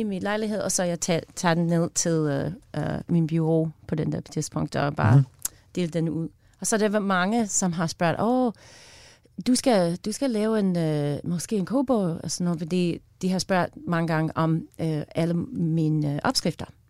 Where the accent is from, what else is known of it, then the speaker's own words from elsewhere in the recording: United States; Danish is a second language; moved away as an adult; now in Denmark; jeg er amerikaner, som bor i Danmark